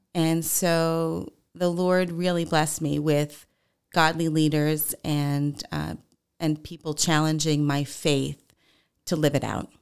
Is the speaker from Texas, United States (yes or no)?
no; Long Island, New York, United States; moved away as an adult; I grew up in New York on Long Island